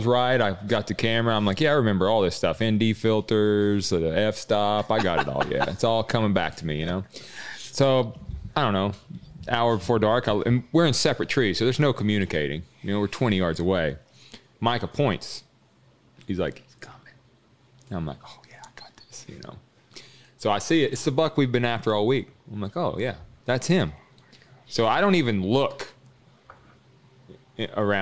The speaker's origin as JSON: {"language": "English", "region": "the South", "country": "United States", "said": "I'm from the South"}